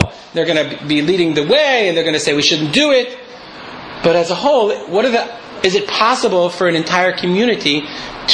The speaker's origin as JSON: {"language": "English", "region": "Michigan", "country": "United States", "moved": "yes", "said": "we came from Michigan"}